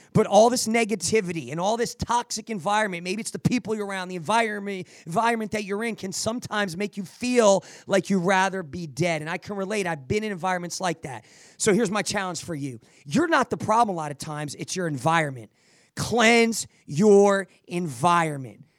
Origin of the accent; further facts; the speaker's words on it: New Jersey, United States; I'm Italian. I'm from Jersey.